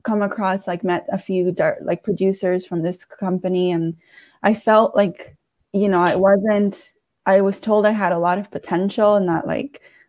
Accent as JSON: {"language": "English", "town": "Washington", "region": "District of Columbia", "country": "United States", "tie": "born or raised there", "said": "I'm from D.C. I grew up in Petworth, so like the Northwest area"}